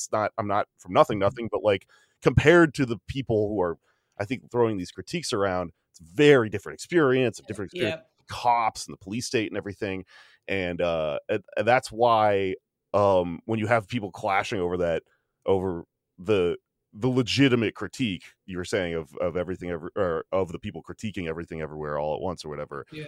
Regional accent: Texas, United States; I'm from Texas and I don't speak Spanish

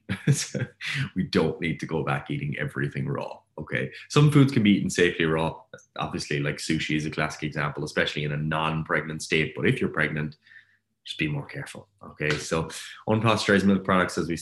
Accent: Ireland; I'm Irish

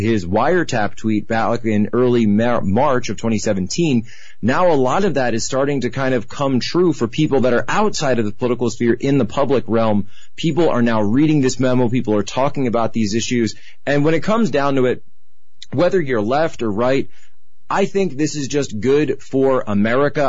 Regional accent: Philadelphia, Pennsylvania, United States; moved away; I'm from Philadelphia, and so I was back home

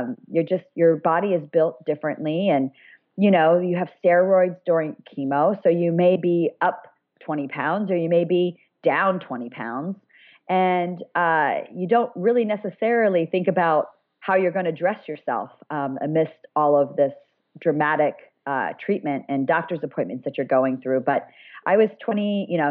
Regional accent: Ohio, United States; moved away as an adult; also born or lived in Colorado; my hometown in Ohio

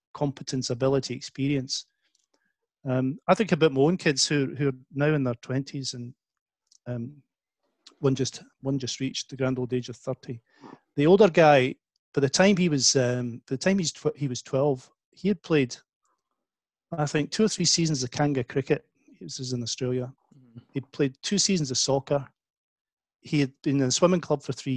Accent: Scotland, United Kingdom; when I was a kid growing up in Scotland

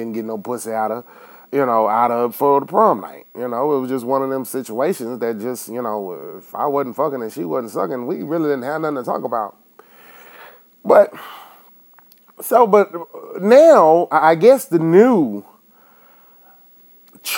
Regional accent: Enid, Oklahoma, United States; my hometown here where I'm living now, Enid, Oklahoma

